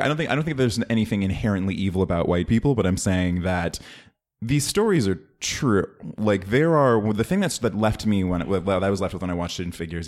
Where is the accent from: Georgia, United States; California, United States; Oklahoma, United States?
California, United States; Oakland; I'm from Oakland